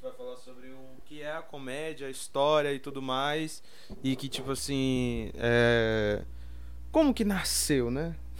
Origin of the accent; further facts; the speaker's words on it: Taboão da Serra, São Paulo, Brazil; eu vim de Taboão da Serra